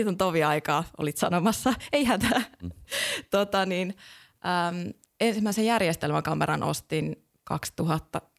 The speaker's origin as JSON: {"language": "Finnish", "town": "Kankaanpää", "region": "Satakunta", "country": "Finland", "also_born_or_lived": "Espoo / Rovaniemi / Lahti / Australia", "moved": "yes", "lives_now": "Kotka, Finland", "said": "Mä oon Kankaan päästä lähtöisin, pienestä satakuntalaista kaupungista ja, tota, ja sieltä sitten vähän päätynyt erinäköisiin paikkoihin. Lähettiin ensin Espooseen ja sieltä Rovaniemelle ja vähän Lahteen"}